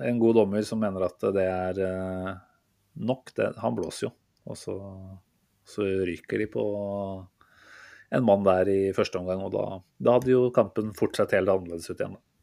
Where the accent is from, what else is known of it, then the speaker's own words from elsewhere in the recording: Norway; som nordmann